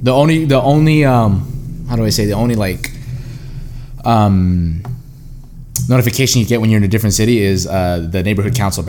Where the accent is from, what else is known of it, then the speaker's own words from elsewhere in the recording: Los Angeles, California, United States; moved away as an adult; now in Merced, United States; I'm from LA. I'm from the LA County region. Specifically, I'm from the San Fernando Valley.